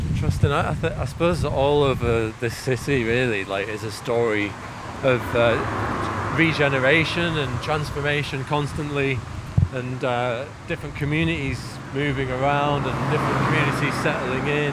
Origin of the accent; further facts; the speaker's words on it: Manchester, North West England, United Kingdom; moved away; I spent my first few years in Moss Side, Manchester